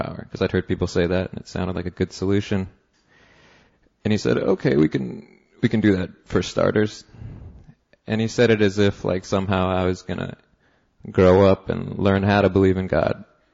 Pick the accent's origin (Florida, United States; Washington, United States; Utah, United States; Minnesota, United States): Washington, United States; Seattle; now in New York, United States; I live in New York. I'm from Seattle originally.